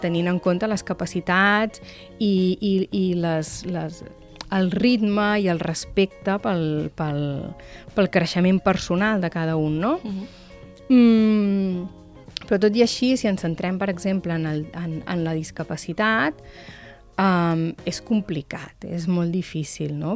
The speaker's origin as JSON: {"language": "Catalan", "town": "Manlleu", "region": "Catalonia", "country": "Spain", "moved": "yes", "lives_now": "Tarragona, Spain", "said": "jo vinc de Manlleu"}